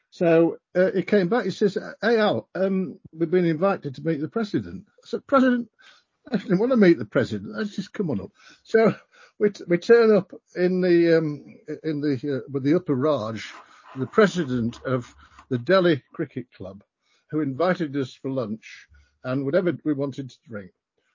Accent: Yorkshire and the Humber, United Kingdom; I'm from Yorkshire.

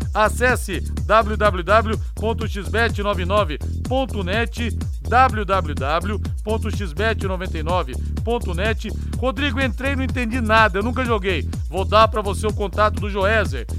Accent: São José dos Campos, São Paulo, Brazil; eu sou de São José dos Campos

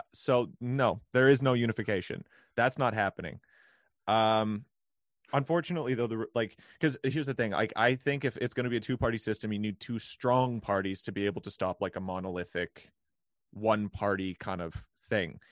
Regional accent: Canada; as a Canadian

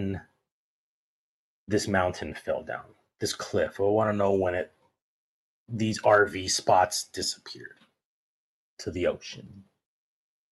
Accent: Monrovia, California, United States; born or raised there

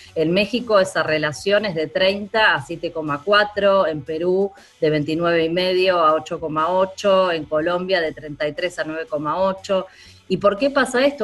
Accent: Argentina; En mi país, en Argentina

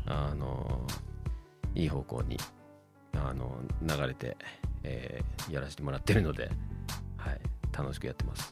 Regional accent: Chiba, Japan; moved away as an adult; also born or lived in Indonesia / Australia; now in Sendai, Japan; 出身は千葉シーンになります

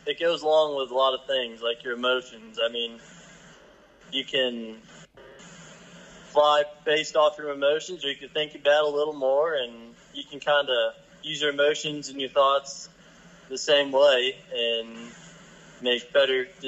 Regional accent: Wiggins, Colorado, United States; I grew up in Wiggins, Colorado, with a small class of 40 people

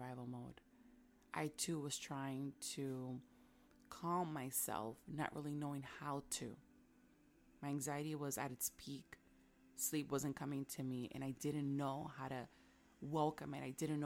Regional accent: New York City, New York, United States; back home, growing up in Washington Heights, in the hood, there was a lot of noise. New York City, it's noisy as it is

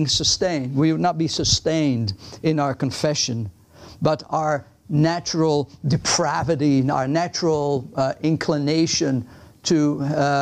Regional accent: Netherlands; English is a second language; now in United States; I'm Dutch.

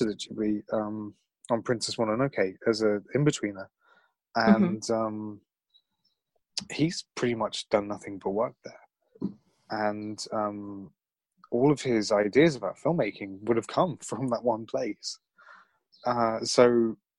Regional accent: United Kingdom; being a Brit

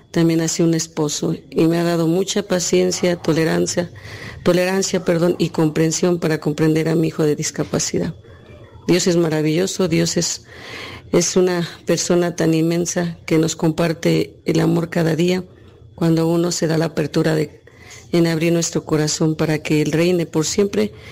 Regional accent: Texcoco, State of Mexico, Mexico; eh, soy de aquí de San Felipe, Texcoco, México.

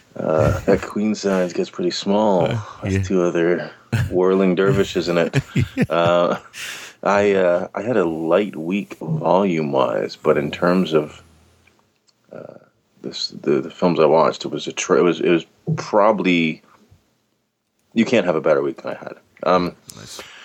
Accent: Canada; being Canadian

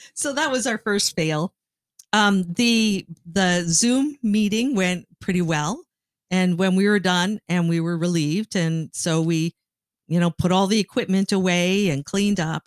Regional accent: Canada; I grew up in Canada

